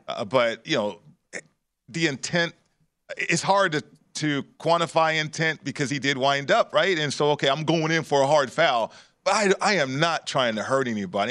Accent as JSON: {"language": "English", "town": "Las Vegas", "region": "Nevada", "country": "United States", "said": "I'm from Vegas"}